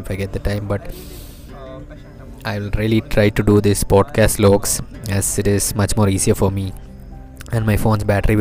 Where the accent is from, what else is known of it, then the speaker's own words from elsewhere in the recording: Kerala, India; I'm from Kerala